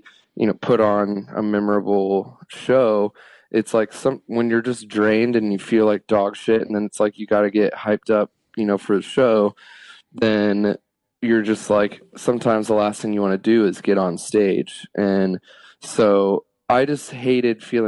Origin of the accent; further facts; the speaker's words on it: Kettering, Ohio, United States; moved away as an adult; also born or lived in Oceanside, California / Las Vegas / Arizona; now in Los Angeles, United States; I grew up in Dayton, Ohio in a suburb called Kettering